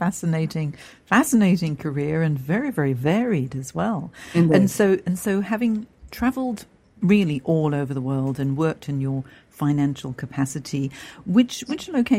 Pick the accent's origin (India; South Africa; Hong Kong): Hong Kong; also born or lived in Singapore / London; now in Sydney, Australia; because I'm actually from Hong Kong.